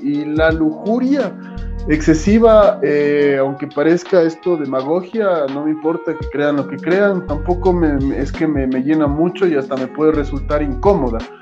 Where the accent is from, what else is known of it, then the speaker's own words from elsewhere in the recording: Quito, Pichincha, Ecuador; soy de Quito, soy de donde sea, de Ecuador, o sea, soy ecuatoriano, no me creo mejor que nadie, simplemente soy orgulloso y agradecido de haber nacido donde nací